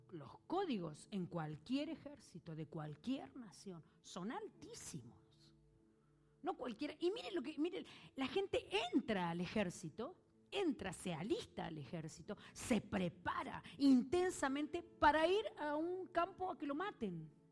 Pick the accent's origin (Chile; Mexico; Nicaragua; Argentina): Argentina; yo soy argentina